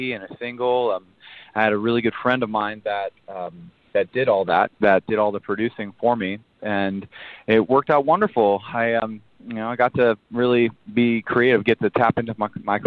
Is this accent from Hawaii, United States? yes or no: no; Milpitas, California, United States; also born or lived in Scottsdale, Arizona; I grew up in Milpitas, California, in the Bay Area near San Jose, San Francisco